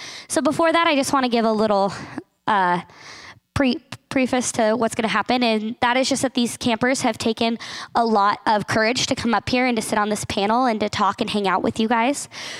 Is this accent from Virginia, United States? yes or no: no; Carson City, Nevada, United States; now in Mount Hermon, United States; I've been living up here since February, helping get ready for the summer. I'm from Carson City, Nevada